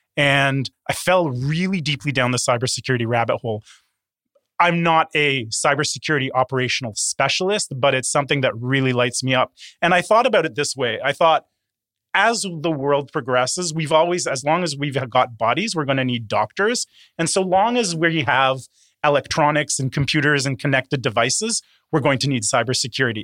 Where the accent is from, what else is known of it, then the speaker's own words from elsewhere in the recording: Toronto, Ontario, Canada; also born or lived in Curaçao; was born on a small island in the Caribbean, uh, Curacao, uh, but actually grew up here in Toronto